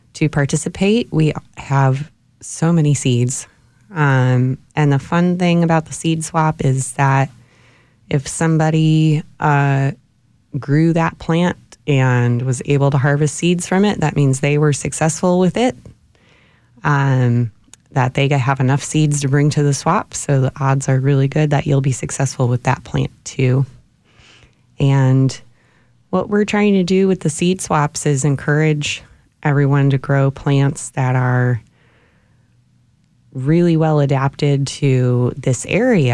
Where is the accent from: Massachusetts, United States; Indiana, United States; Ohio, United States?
Ohio, United States; Cleveland; now in Austin, United States; I'm originally from Cleveland, Ohio